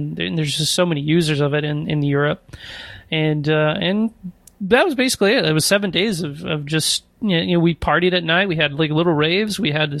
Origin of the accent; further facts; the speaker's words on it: Arkansas, United States; born there; also born or lived in Warrenton, Missouri; No, I was born in Arkansas and moved around and ended up in Warrenton, Missouri for a while.